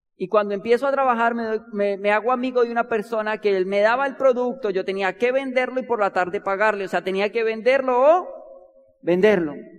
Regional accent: Bogotá, Colombia; nosotros nacimos y nos criamos en Bogotá

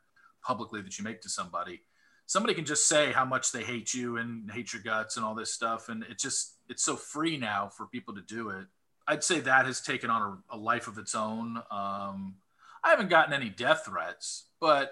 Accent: Southern California, United States; I grew up in Southern California

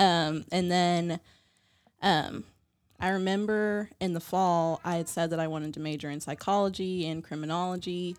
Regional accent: West Virginia, United States; growing up in West Virginia

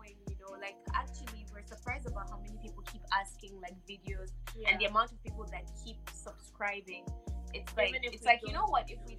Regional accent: Kano, Kano State, Nigeria; moved away as an adult; now in Dubai, United Arab Emirates; I'm from Kano

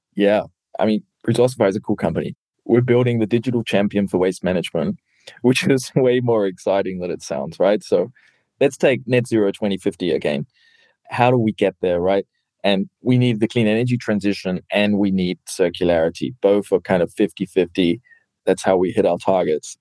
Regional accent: New Zealand; now in Germany; I come from New Zealand, living in Germany

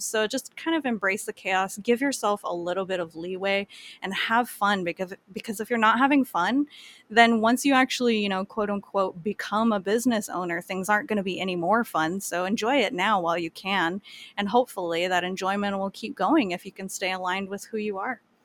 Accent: Kauai, Hawaii, United States; I grew up on Kauai

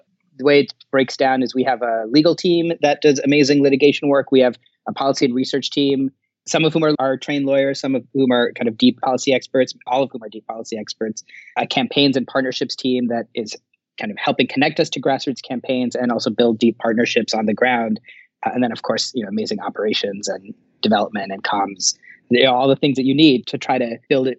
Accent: Thailand; also born or lived in New York, United States; Bangladeshi American by background, really kind of grew up all over. My dad used to work for the UN. I was born in New York, so I'm the anchor baby in our family, but grew up a large part of my childhood in Thailand and in the global South.

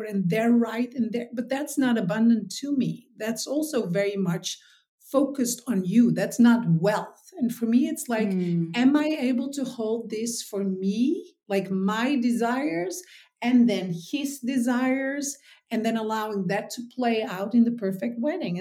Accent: Texel, North Holland, Netherlands; I was born on Texel, which is in the Netherlands. So it's the biggest island of the Netherlands

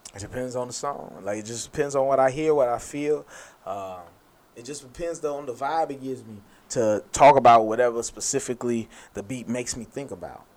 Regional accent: United States; I'm an American. I'm a black American

